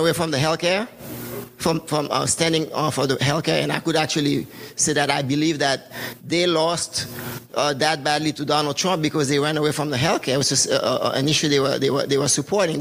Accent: Haiti; now in United States; I'm from Haiti

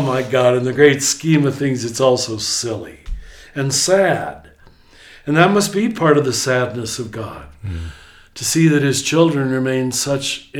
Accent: United States; as an American

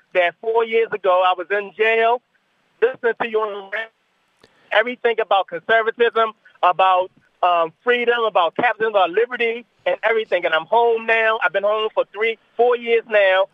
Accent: Baltimore, Maryland, United States; I'm African American from Baltimore, Maryland

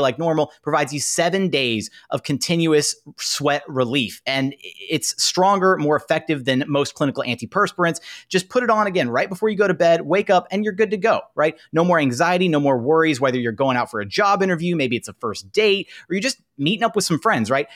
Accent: Houston, Texas, United States; I'm from Houston.

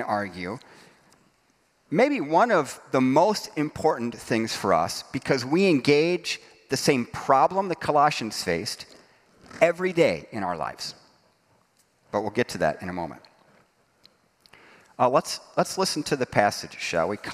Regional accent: Dayton, Ohio, Fort Wayne, Indiana, Midwest, United States; I'm from Dayton, Ohio, Fort Wayne, Indiana

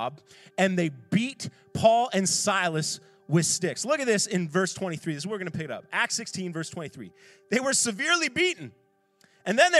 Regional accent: Ontario, Canada; now in Halifax, Canada; I grew up playing hockey in Schaumburg, Ontario

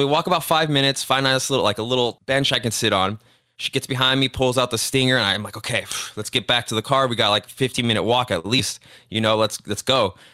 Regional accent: Cudahy, California, United States; also born or lived in Downey, California; I grew up in Cudahy, born in Downey, Los Angeles, Southeast Los Angeles area

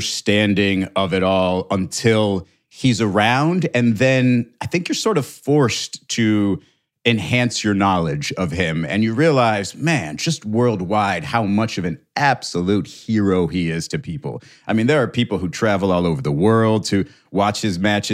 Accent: Miami, Florida, United States; here in my hometown

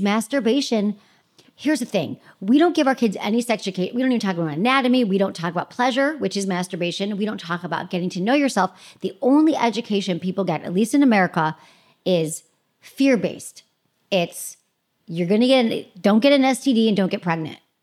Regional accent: Michigan, United States; moved away as an adult; also born or lived in San Francisco; I grew up in Michigan

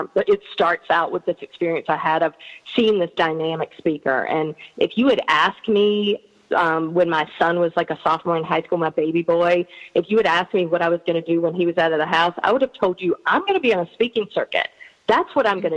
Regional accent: North Carolina, United States; I'm from North Carolina

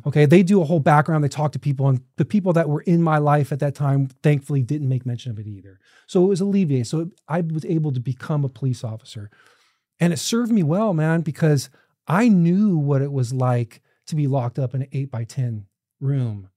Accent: Orange County, California, United States; I was a kid from Orange County

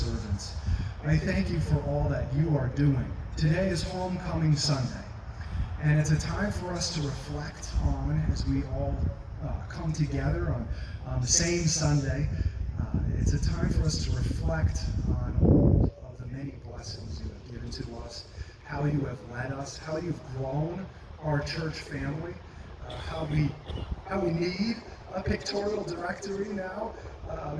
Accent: Auburn, New York, United States; moved away as an adult; now in Philadelphia, United States; I grew up in a small city named Auburn, New York, just outside of Syracuse, New York

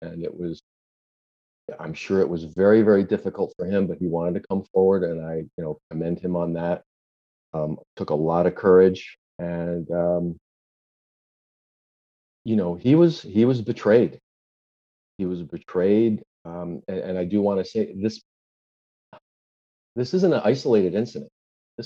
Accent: Chicago, Illinois, United States; moved away as an adult; now in South Florida, United States; I was born and raised in Chicago, lived there for about 31 years, 32 years, moved down to South Florida in 1993

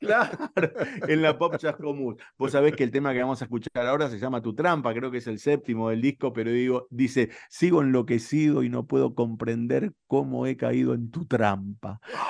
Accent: Morón, Buenos Aires Province, Argentina; yo soy de Morón

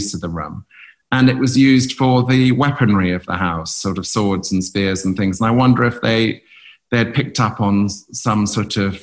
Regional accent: North Norfolk, East of England, United Kingdom; moved away; also born or lived in Cape Town; We grew up in North Norfolk, 100 miles to the east

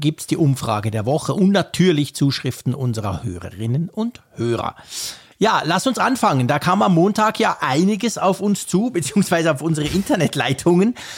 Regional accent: Switzerland; bei uns in der Schweiz

